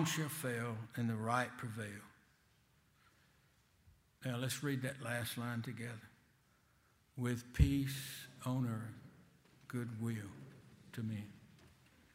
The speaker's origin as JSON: {"language": "English", "town": "Selma", "region": "Alabama", "country": "United States", "tie": "born or raised there", "accent": "Selma language", "said": "I was raised in Selma, and I never get rid of my Selma language, especially in Boston"}